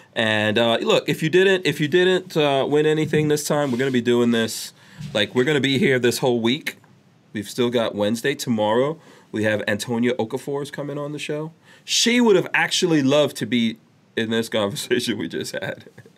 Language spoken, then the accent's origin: English; Guyana; born there; No, I was born in Guyana.